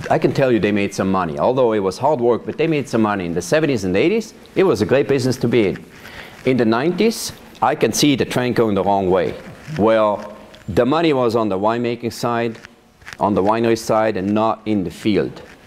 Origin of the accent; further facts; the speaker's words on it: Weinfelden, Thurgau, Switzerland; now in Yamhill, United States; I was born and raised in Switzerland. I grew up on a farm in a town called Weinfelden.